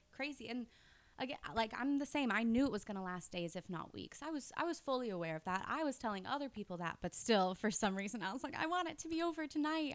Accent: Florida, United States; I'm from Florida

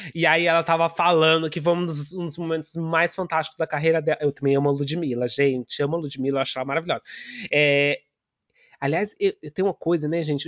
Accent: São Paulo, Brazil; moved away; eu sou do bairro do Limão, em São Paulo

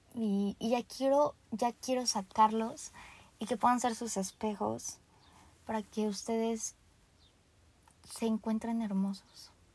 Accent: Mexico

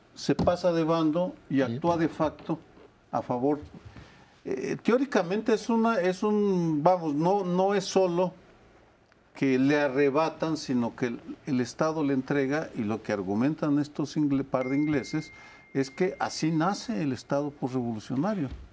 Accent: Jalisco, Mexico; Yo soy de Jalisco

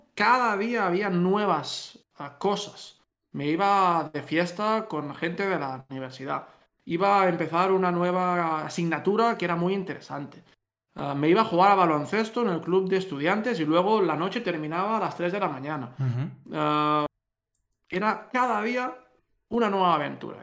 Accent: Catalonia, Spain; moved away; los dos somos catalanes

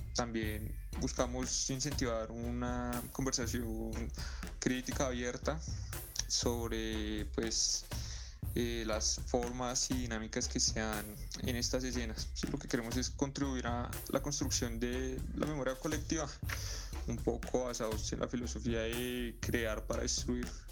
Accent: Bogotá, Colombia; Salimos de las cloacas de la República Independiente de Suba, de los parches para patinar allá en Fontanar

